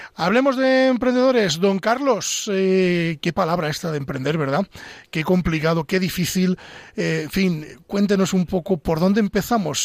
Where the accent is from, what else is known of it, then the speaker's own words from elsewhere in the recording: Pedro Bernardo, Castile and León, Spain; now in Madrid, Spain; yo que soy de Ávila, ¿eh? de Pedro Bernardo concretamente